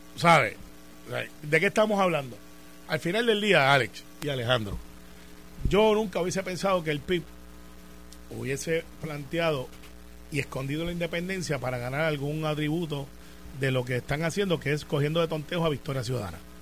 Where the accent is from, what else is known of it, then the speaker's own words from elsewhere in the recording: Puerto Rico; soy el primer puertorriqueño que está en ese comité